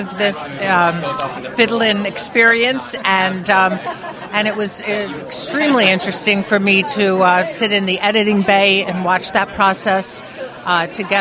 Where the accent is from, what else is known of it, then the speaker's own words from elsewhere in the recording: Miami, Florida, United States; I'm from Miami